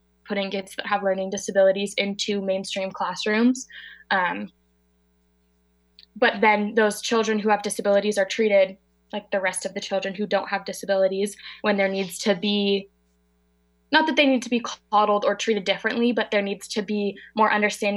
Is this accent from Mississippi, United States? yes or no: no; Marin County, California, United States; I'm from Marin County, in California. It's right outside of San Francisco, about 25 minutes.